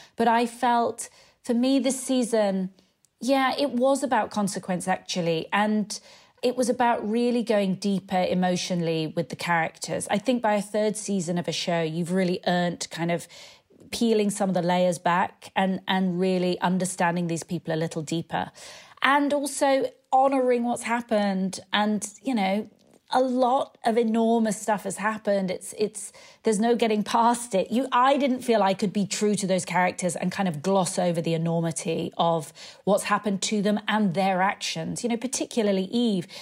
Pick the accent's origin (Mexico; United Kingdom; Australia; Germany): United Kingdom; moved away as an adult; also born or lived in London; now in Los Angeles, United States; I live in L A and, uh, being British